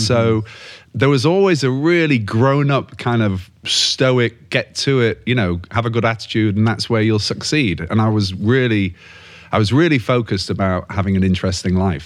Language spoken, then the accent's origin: English; Yorkshire and the Humber, United Kingdom; moved away as an adult; as a Yorkshireman from North England